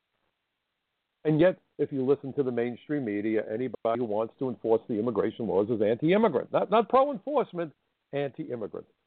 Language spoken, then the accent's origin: English; United States; I am an American